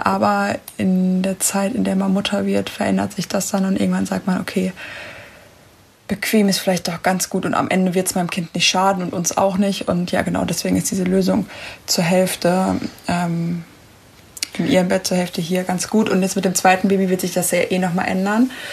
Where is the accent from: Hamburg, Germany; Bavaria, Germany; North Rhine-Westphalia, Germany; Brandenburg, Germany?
North Rhine-Westphalia, Germany; Ruhr area; ich komme aus dem Pott